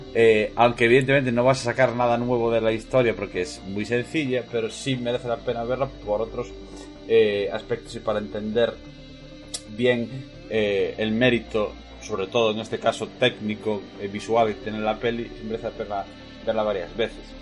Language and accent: Spanish; Moaña, Galicia, Spain; yo soy de Moaña